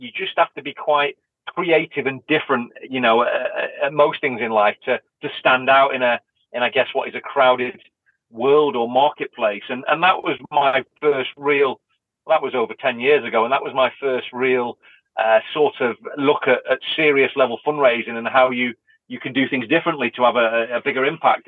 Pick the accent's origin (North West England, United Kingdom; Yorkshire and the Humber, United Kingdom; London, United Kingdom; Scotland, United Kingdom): North West England, United Kingdom; Blackpool; a kid from Blackpool who who left school with no education